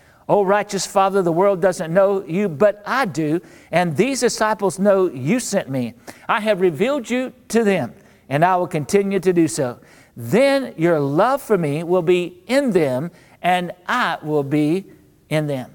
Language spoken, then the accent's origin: English; North Central Florida, United States; now in New Orleans, United States; I grew up in North Central Florida